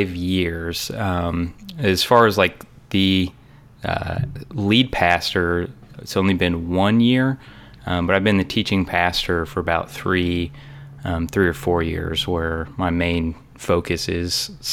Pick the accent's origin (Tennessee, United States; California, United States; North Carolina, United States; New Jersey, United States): Tennessee, United States; Murfreesboro; I am from Murfreesboro, Tennessee. Yay, Murfreesboro. It's a little south of Nashville.